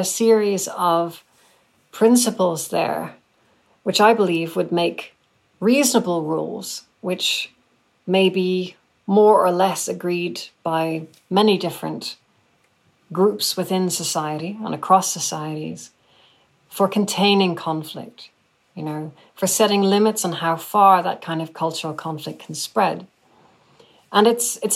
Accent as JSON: {"language": "English", "region": "Northern Ireland", "country": "United Kingdom", "tie": "born or raised there", "said": "I grew up in Northern Ireland myself"}